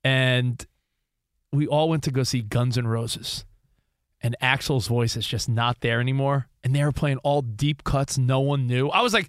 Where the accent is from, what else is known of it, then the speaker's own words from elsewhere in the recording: East Coast, United States; now in Los Angeles, United States; where we grew up on the East Coast, we're in LA now